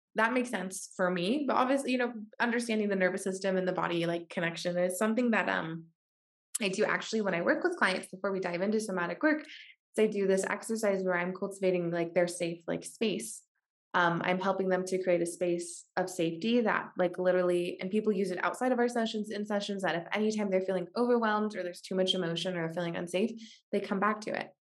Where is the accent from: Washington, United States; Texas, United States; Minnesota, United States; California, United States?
Washington, United States; moved away; also born or lived in San Francisco; I grew up in Washington State